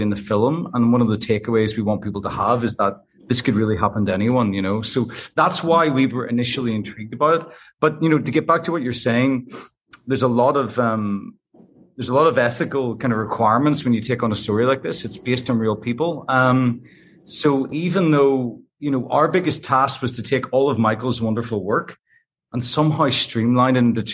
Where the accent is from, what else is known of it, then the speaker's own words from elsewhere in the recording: Northern Ireland, United Kingdom; we grew up in Northern Ireland towards the end of the conflict here